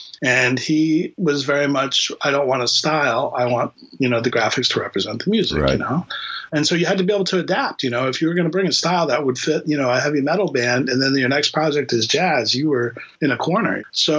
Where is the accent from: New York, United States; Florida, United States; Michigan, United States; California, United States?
Florida, United States; Miami; born or raised there; now in Boston, United States